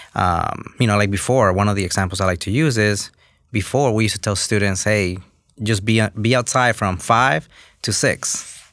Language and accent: English; New York, United States; English is a second language; also born or lived in Los Angeles, California / Honduras; I grew up in New York, um, just a kid from Honduras